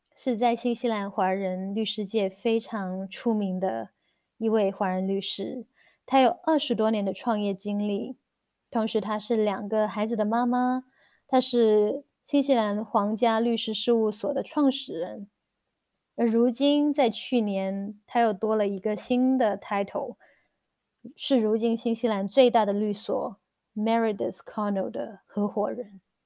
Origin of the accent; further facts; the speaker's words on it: Guangdong, China; moved away as an adult; also born or lived in Shenzhen; now in New Zealand; 我是土生土长的广东人，在广州完成了我的本科之后，我在深圳工作了一段时间，然后移居新西兰